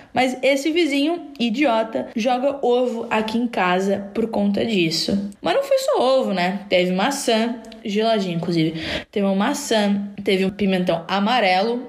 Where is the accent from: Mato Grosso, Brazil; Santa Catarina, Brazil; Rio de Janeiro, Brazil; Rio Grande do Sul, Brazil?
Santa Catarina, Brazil; Criciúma; eu sou de Criciúma